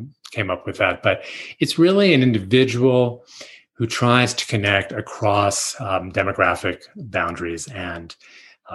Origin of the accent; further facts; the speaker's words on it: New York City, New York, United States; And I grew up in Manhattan